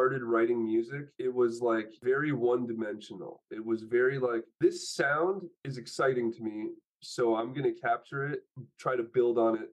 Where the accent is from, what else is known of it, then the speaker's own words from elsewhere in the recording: Canada; also born or lived in Poland; now in Los Angeles, United States; I'm Polish and I'm Canadian, and you know, now I'm living in Los Angeles